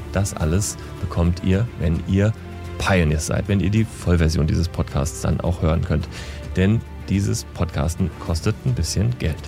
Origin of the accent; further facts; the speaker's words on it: Germany; als Europäer, als Deutscher